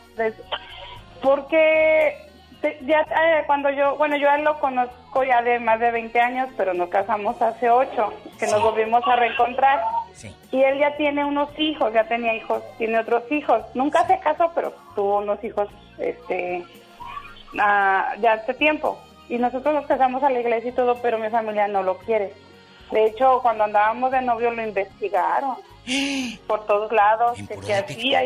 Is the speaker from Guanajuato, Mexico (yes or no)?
yes; León, Guanajuato, Mexico; moved away as an adult; now in Tijuana, Mexico; yo soy de León